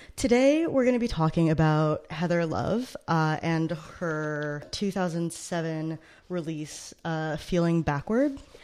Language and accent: English; United States; I grew up right outside of New York City